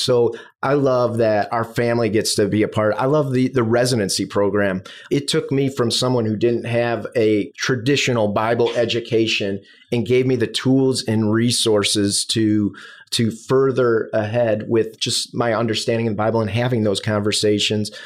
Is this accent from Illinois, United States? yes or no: yes; Chicago, Illinois, United States; moved away as an adult; now in South Florida, United States; I'm from the Midwest, south suburbs of Chicago.